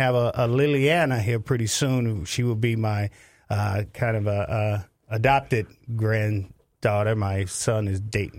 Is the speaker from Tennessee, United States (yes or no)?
yes; Memphis, Tennessee, United States; now in Minnesota, United States; No, I'm not. I'm actually from Memphis, Tennessee. I'm a military brat. My dad did 23 years in the Marine Corps.